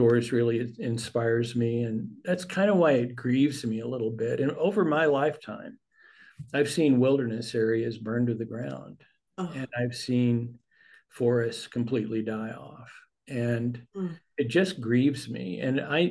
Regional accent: the Panhandle of Texas, United States; I grew up in the Panhandle of Texas

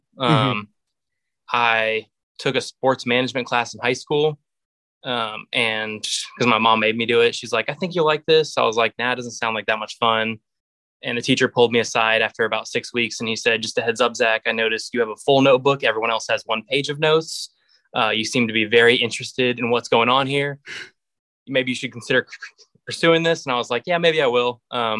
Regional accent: Dayton, Ohio, United States; But I also grew up in Dayton, Ohio, so which is the hour outside.

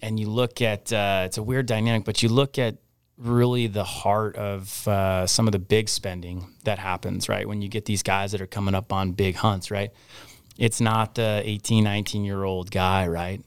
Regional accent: Anchorage, Alaska, United States; I grew up in Anchorage. I mean, I grew up, uh, I went to Chugiak High School

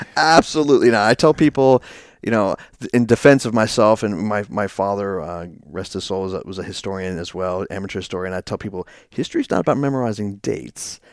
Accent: Herndon, Virginia, United States; I actually grew up in, uh, Northern Virginia

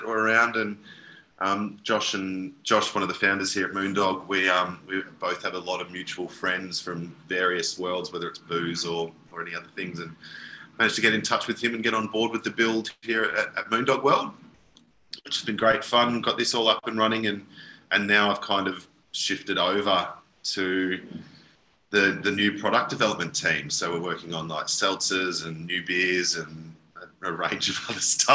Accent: Yarra Valley, Victoria, Australia; growing up in the Yarra Valley, you pretty much get a job at a winery as soon as humanly possible

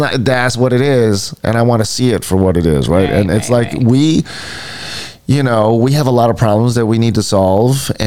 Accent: Hawaii, United States; we're from Hawaii

